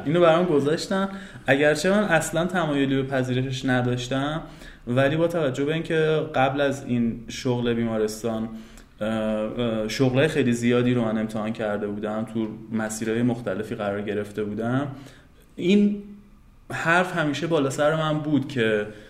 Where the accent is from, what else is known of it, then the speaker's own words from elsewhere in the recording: Tehran, Tehran Province, Iran; also born or lived in Karaj, Iran; متولد تهرانم